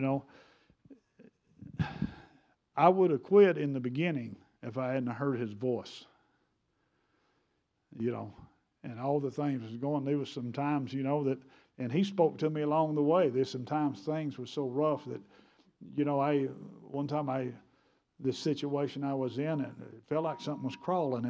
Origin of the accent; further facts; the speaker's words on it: United States; I'm American. I speak English.